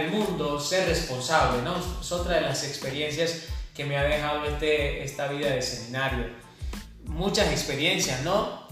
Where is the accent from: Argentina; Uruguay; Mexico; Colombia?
Colombia; Mogotes, Santander; moved away; also born or lived in Sabana de Torres; cuando yo me fui de Mogotes yo decía, no, pero este peladero, este pueblito tan chiquito